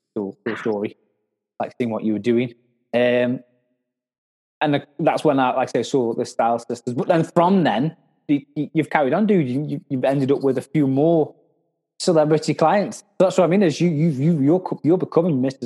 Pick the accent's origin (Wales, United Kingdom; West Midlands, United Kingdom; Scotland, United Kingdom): West Midlands, United Kingdom; Stoke-on-Trent; I'm from Stoke